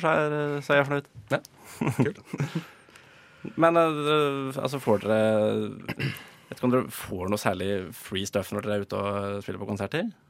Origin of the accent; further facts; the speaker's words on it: Drøbak, Akershus, Norway; Jeg, jeg er jo fra Drøbak